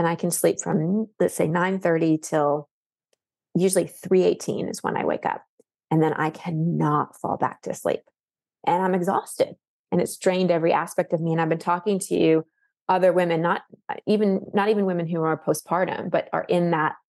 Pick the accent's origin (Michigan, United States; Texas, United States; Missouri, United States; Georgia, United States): Texas, United States; Dallas; born or raised there; now in Austin, United States